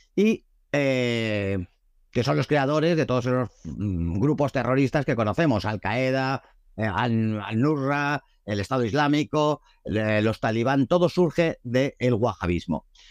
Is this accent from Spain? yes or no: yes; Madrid, Community of Madrid, Spain; nací en Madrid, como mis padres y mis abuelos